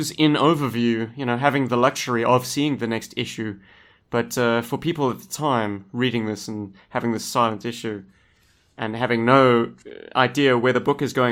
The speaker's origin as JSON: {"language": "English", "country": "South Africa", "said": "I'm from Africa."}